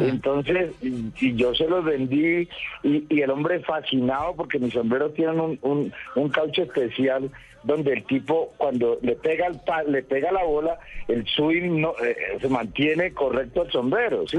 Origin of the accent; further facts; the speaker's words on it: Cali, Valle del Cauca, Colombia; also born or lived in Buenaventura; now in Bogotá, Colombia; yo soy caleño